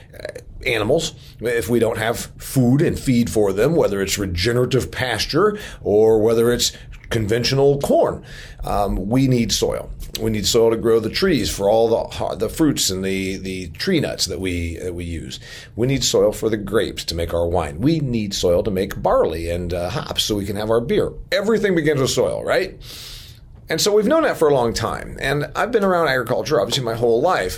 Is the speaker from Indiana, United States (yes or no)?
yes; Indiana, United States; my home state of Indiana